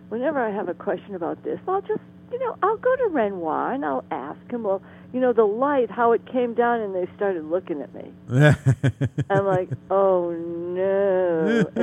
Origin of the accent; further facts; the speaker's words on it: Boston, Massachusetts, United States; moved away as an adult; now in New Mexico, United States; I'm from Boston